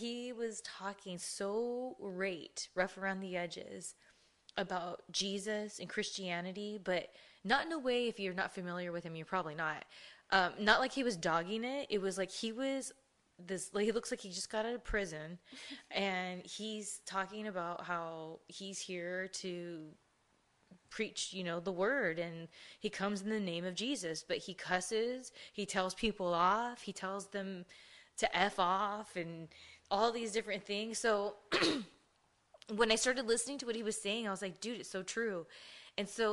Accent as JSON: {"language": "English", "town": "Ontario", "region": "California", "country": "United States", "tie": "born or raised there", "also_born_or_lived": "Chino, California", "said": "we grew up in Ontario and Chino"}